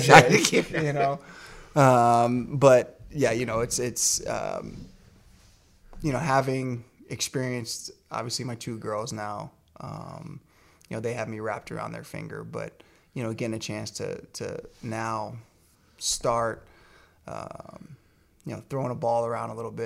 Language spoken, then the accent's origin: English; Virginia, United States; I grew up in Virginia